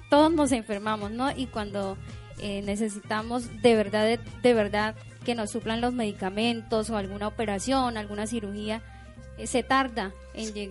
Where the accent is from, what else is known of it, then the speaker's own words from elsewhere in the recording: Colombia; nosotros como colombianos tenemos derechos, pero también deberes